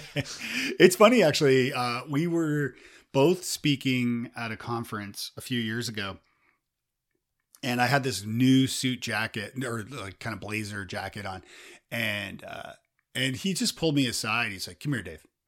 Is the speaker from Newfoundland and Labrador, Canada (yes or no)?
no; Toronto, Ontario, Canada; I'm from Toronto